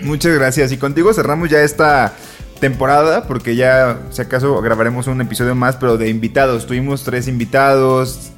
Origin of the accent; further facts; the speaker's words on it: Colima, Mexico; now in Mexico City, Mexico; yo soy de Colima